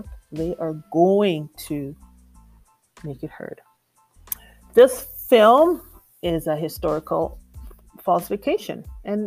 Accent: Jamaica; I'm from Jamaica, and it's considered a matriarchal society

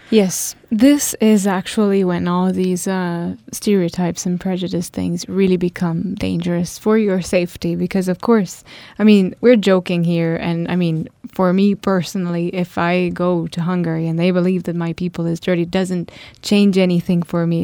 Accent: Italy; I come from Italy

